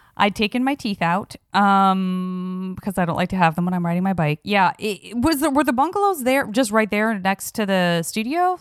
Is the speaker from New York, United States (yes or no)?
no; Tucson, Arizona, United States; moved away; growing up in Tucson, Arizona